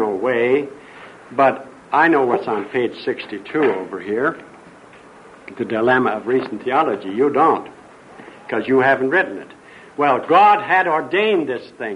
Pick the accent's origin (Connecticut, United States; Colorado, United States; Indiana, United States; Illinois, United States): Indiana, United States; Highland; moved away; also born or lived in the Orient / Redlands; I came from Highland, Indiana, and I can't get rid